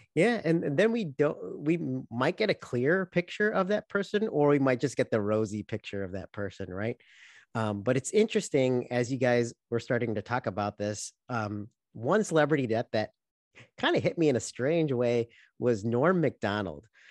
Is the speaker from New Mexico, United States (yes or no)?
no; Chicago, Illinois, United States; we grew up in Chicago